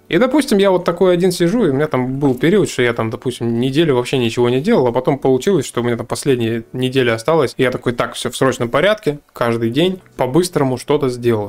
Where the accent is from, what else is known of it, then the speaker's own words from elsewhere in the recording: Novosibirsk, Novosibirsk Oblast, Russia; мы из Новосибирска